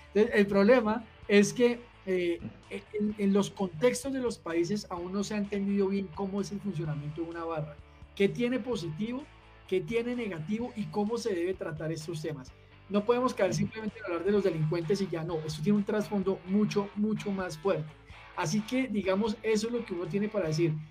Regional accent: Bogotá, Colombia; que soy nacido en Bogotá

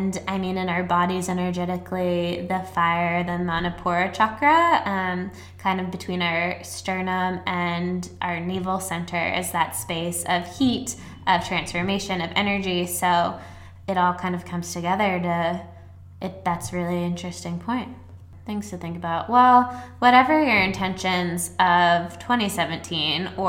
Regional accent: Annapolis, Maryland, United States; I'm from nice, preppy Annapolis.

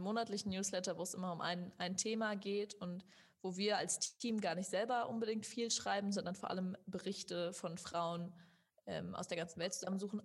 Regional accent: Germany; ich, die aufgewachsen ist in Deutschland. Also ich war die Einzige, die wirklich irgendwie die ganze Zeit in Deutschland bisher gelebt hat, ihr ganzes Leben.

